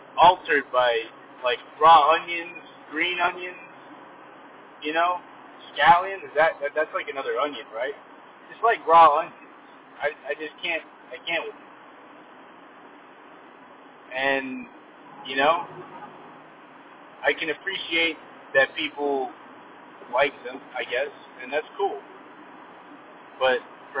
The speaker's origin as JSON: {"language": "English", "area": "Silicon Valley", "region": "California", "country": "United States", "said": "I'm a city boy. I'm from the city"}